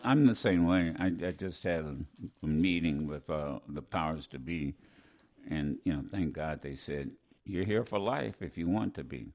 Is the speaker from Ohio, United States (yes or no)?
yes; Ohio, United States; I'm from Ohio